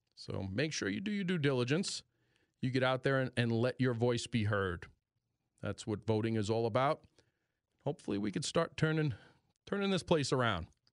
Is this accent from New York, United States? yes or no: yes; New York, United States; accent: New York; my New York accent